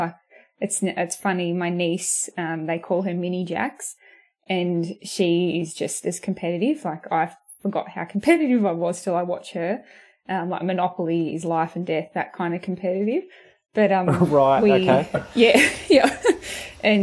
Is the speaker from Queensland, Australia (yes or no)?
no; Corowa, New South Wales, Australia; I grew up in Corowa, a really small town